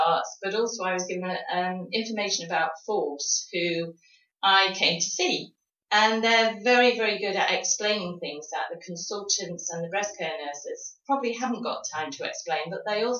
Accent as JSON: {"language": "English", "area": "High Peak", "region": "East Midlands", "country": "United Kingdom", "tie": "born or raised there", "also_born_or_lived": "Bristol", "moved": "as an adult", "lives_now": "Exeter, United Kingdom", "said": "I was originally born in the High Peak."}